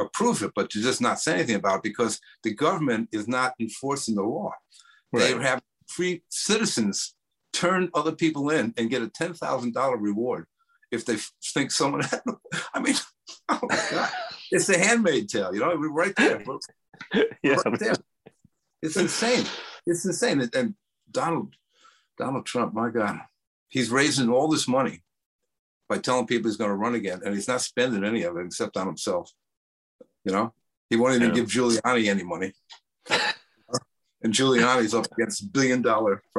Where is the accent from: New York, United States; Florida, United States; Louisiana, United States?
New York, United States; New York City; moved away as an adult; I'm from New York